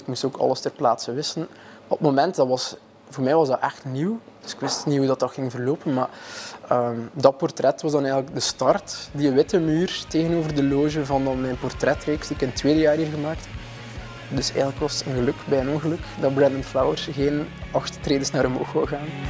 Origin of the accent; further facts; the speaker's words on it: Maldegem, Flanders, Belgium; ik ben oorspronkelijk van Maldegem, zo'n hoekje Oost-Vlaanderen